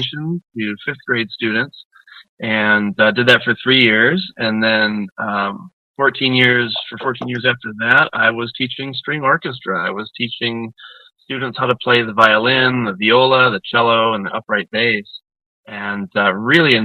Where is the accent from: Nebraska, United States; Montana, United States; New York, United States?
New York, United States; Niagara Falls; now in Asheville, United States; I grew up in Western New York, up in the Niagara Falls area, and we moved down to Asheville in 96